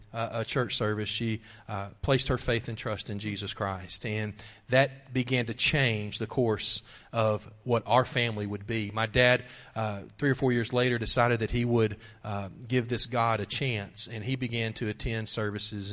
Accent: Wichita Falls, Texas, United States; also born or lived in Lawton, Oklahoma; my dad became a police officer in Wichita Falls, Texas, and moved us there uh, before I was one year old

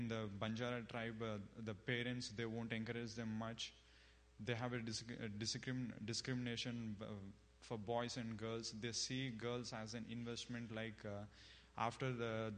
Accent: India; moved away as an adult; now in United States; I'm from India. And I came to States to pursue my master's

